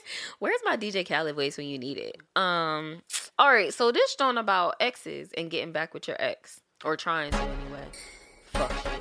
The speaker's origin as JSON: {"language": "English", "town": "St. Louis", "region": "Missouri", "country": "United States", "moved": "yes", "said": "I'm originally from Saint Louis"}